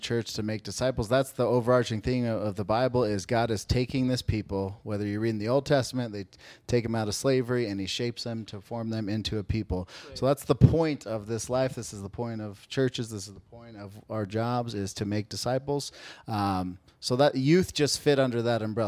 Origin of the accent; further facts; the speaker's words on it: Phoenix, Arizona, United States; also born or lived in Texas; I'm from Phoenix